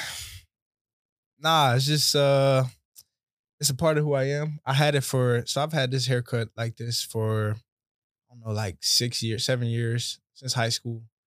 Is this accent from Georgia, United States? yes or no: yes; Atlanta, Georgia, United States; also born or lived in Conyers, Georgia; Georgia, Atlanta